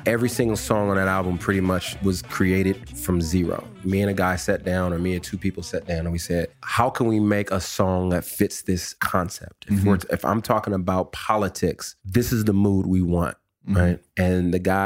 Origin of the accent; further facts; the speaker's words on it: California, United States; also born or lived in Calgary, Alberta, Canada / New Orleans, Louisiana / Texas; moved to California and spent most of my life in California, graduated high school